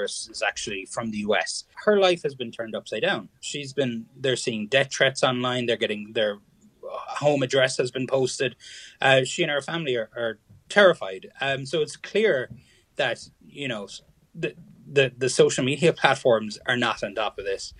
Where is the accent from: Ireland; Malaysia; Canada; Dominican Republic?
Ireland; Kerry, Munster; now in Connecticut, United States; I'm from Kerry.